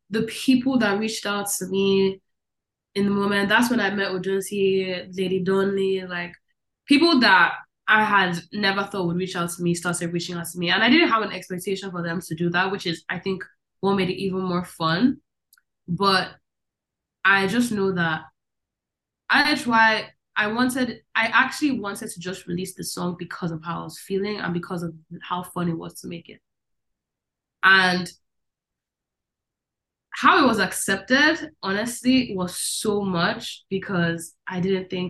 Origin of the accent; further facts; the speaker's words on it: Netherlands; I think I remember so much of my life in the Netherlands. So much of it. And who I was. Um, it's a very liberal place.